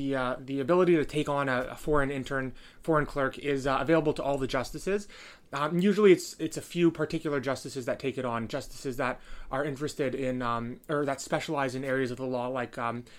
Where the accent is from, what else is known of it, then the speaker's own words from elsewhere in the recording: Toronto, Ontario, Canada; I'm a student from Toronto. I'm at the University of Toronto